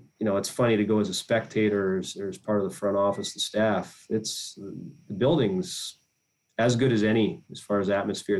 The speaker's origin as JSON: {"language": "English", "area": "Edmonton area", "region": "Alberta", "country": "Canada", "tie": "born or raised there", "moved": "as an adult", "said": "in Edmonton was my hometown kind of area team"}